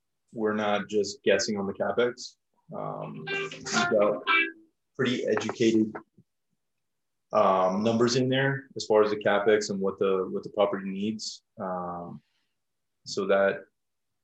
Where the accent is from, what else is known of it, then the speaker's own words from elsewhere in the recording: South Florida, United States; moved away; I'm originally from South Florida.